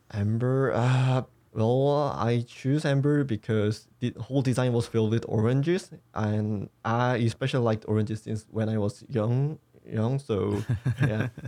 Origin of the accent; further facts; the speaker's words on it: South Korea; I wasn't grown in a otaku-friendly society in here